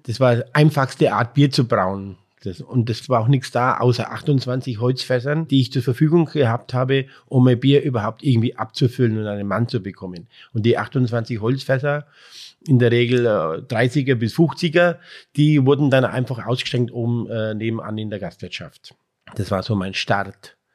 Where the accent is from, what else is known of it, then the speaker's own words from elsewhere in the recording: Breitenlesau, Bavaria, Germany; hier bei uns in Breitenleser